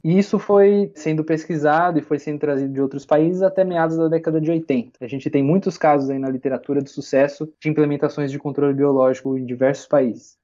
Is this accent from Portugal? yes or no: no; Matão, São Paulo, Brazil; Eu nasci, fui criado lá em Matão, é uma cidadezinha lá no interior, aqui no interior de São Paulo, bem pertinho de Araraquara